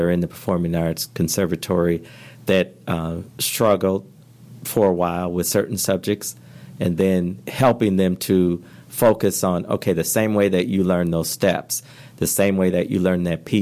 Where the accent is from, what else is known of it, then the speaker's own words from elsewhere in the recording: Flint, Michigan, United States; I grew up in Flint, Michigan